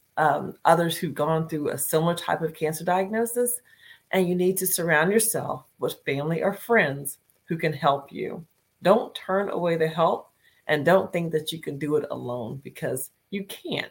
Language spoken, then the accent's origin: English; Northern Virginia, United States; I am from Northern Virginia, is where I'm broadcasting from today